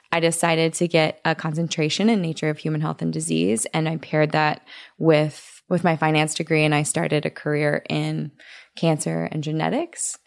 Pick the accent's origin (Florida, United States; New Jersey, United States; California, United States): California, United States; Orange County; I grew up in Orange County